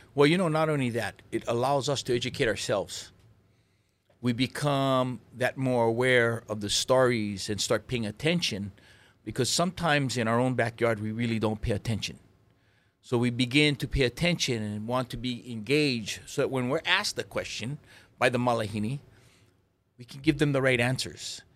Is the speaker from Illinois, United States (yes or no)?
no; Lahaina, Hawaii, United States; also born or lived in Oahu; I grew up in, um, Lahaina, Maui